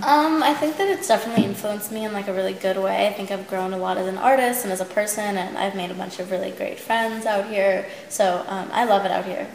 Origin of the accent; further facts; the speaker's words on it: Long Island, New York, United States; now in Los Angeles, United States; Long Island's a crazy place